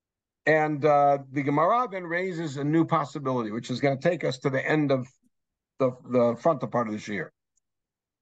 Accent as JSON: {"language": "English", "town": "Los Angeles", "region": "California", "country": "United States", "tie": "born or raised there", "said": "I grew up in North Hollywood"}